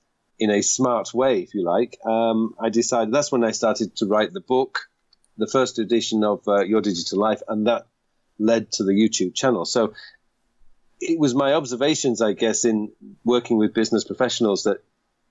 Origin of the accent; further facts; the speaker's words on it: United Kingdom; moved away as an adult; now in South Korea; being British